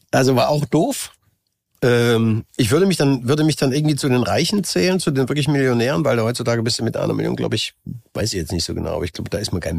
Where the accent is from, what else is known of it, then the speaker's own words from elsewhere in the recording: Saxony, Germany; Ich bin hier geboren, bin hier aufgewachsen. Äh, das war noch Osten. Was auch immer, ich bin nun mal Sachse. Ich bin jetzt kein äh, Niederrheiner, Oberrheiner, Bayer. Bin mhm. Sachse, bin ich gerne. Und ich bin trotzdem auch Deutscher.